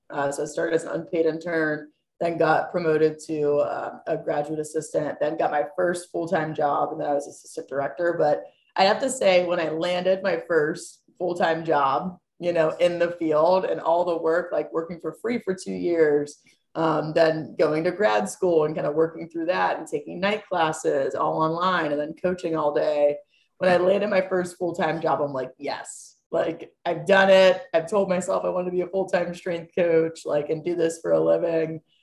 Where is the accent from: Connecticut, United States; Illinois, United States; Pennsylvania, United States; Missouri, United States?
Pennsylvania, United States; Butler; moved away as an adult; also born or lived in Clemson / Mississippi State; now in Pittsburgh, United States; I'm from Butler, PA, which is also the backwoods